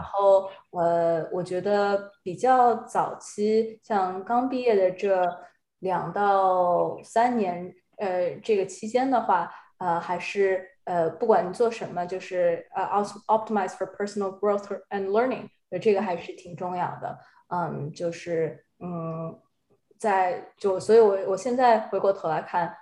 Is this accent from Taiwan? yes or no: no; Shanghai, China; moved away; 我上海人